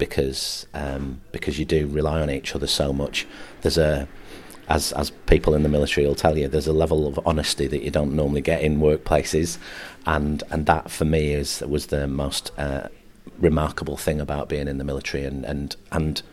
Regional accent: Morecambe, North West England, United Kingdom; I'm from Morecambe

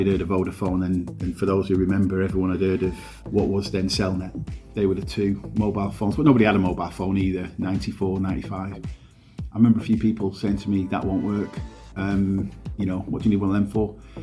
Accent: Morecambe, North West England, United Kingdom; also born or lived in Heysham / London / Lancaster / Galgate; I grew up on Balmoral Road in the West End

